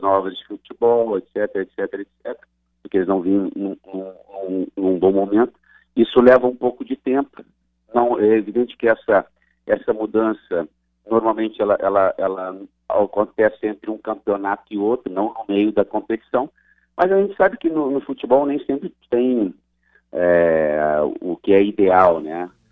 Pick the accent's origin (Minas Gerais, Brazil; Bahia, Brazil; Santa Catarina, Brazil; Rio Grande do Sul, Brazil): Rio Grande do Sul, Brazil; Gaúcho; also born or lived in Pernambuco; now in Paraíba, Brazil; eu sou gaúcho